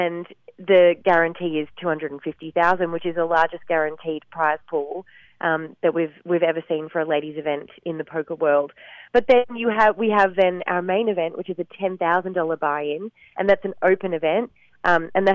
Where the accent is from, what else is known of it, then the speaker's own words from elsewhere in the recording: Gold Coast, Queensland, Australia; my hometown of the Gold Coast